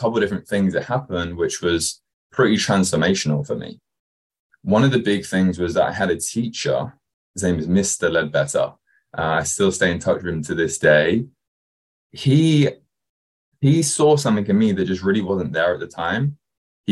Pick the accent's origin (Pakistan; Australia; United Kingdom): United Kingdom; Kent, South East England; now in Newport Beach, United States; Where I actually grew up was just outside London in England, a place called Kent